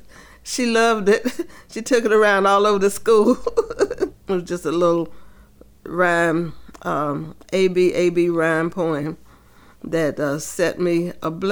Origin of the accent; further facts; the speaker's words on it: Rocky Mount, North Carolina, United States; I grew up in Rocky Mount, North Carolina